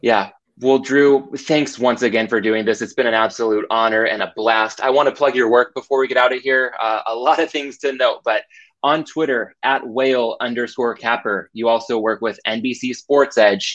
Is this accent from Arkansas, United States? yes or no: no; Southern California, United States; born and raised in Southern California